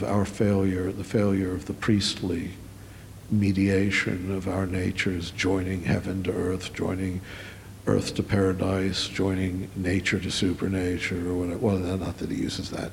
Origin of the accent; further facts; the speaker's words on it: Maryland, United States; I come from Maryland, the land of Episcopalians and Jesuit-educated Catholics